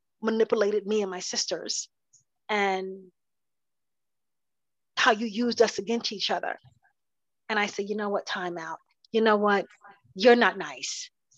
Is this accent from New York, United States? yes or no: no; New Jersey, United States; also born or lived in South Carolina; My mother raised me up until I was 8 years old, until I moved from South Carolina to New Jersey to live with my grandmother